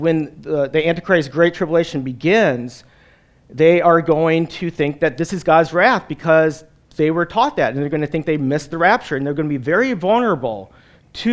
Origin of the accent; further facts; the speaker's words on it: Wisconsin, United States; moved away as an adult; also born or lived in New Jersey; I'm a Wisconsinite. I grew up in Wisconsin and live in northern Wisconsin